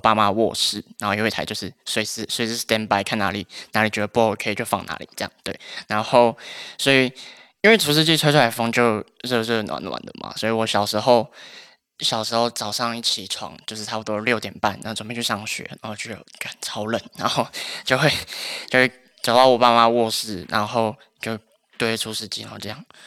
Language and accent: Chinese; Taoyuan, Taiwan; moved away as an adult; now in Taipei, Taiwan; 因为我是桃园人，然后我们家就是在 桃园的一座小山上面的一个社区里面